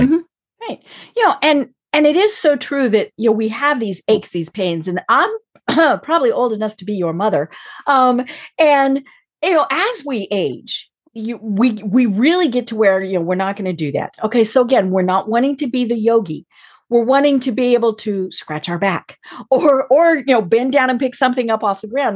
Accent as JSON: {"language": "English", "region": "Colorado", "country": "United States", "said": "I'm from Colorado"}